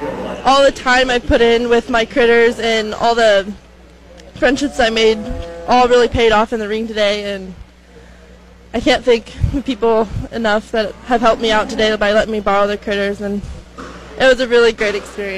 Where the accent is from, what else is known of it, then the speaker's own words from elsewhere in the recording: St. Edward, Nebraska, United States; So I'm from St. Edward, Nebraska. I grew up on a small farm just west of St. Edward.